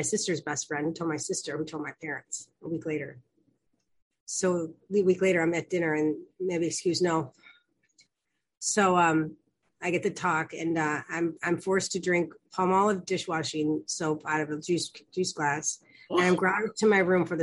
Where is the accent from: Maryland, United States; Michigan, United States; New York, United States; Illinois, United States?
Illinois, United States; Chicago; I'm from Chicago, and I'm the youngest of four